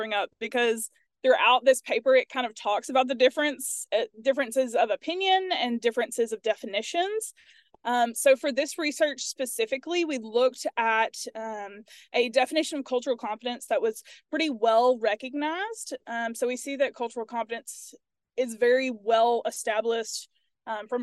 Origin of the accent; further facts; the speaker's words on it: Starkville, Mississippi, United States; moved away as an adult; also born or lived in Louisiana; now in Tennessee, United States; I'm originally from Starkville, Mississippi.